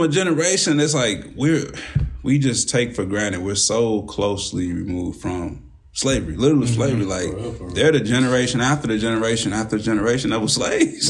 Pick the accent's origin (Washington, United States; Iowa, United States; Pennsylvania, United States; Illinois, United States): Illinois, United States; Kankakee; I was from Kankakee